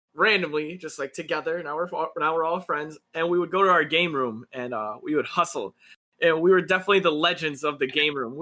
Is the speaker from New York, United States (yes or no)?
yes; Buffalo, New York, United States; moved away; I'm from the Buffalo area